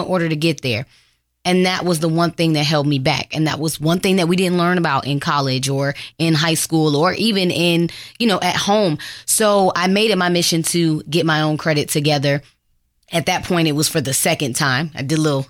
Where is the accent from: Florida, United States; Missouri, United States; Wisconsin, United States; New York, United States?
Florida, United States; also born or lived in Detroit, Michigan; I'm actually from Detroit, Michigan, but I was raised in Florida